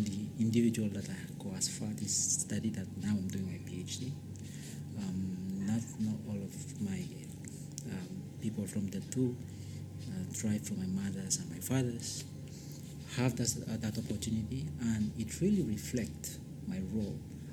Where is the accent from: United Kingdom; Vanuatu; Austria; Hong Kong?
Vanuatu; Tanna, Tafea; English is a second language; moved away as an adult; now in Wellington, New Zealand; When I grew up on Tana, the tribe where I come from calls Nauklamine